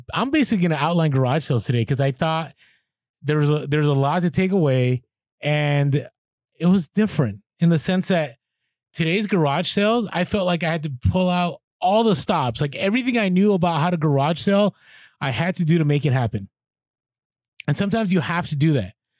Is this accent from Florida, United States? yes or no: no; San Francisco, California, United States; now in San Diego, United States; San Francisco, half of it where I grew up on the Mission District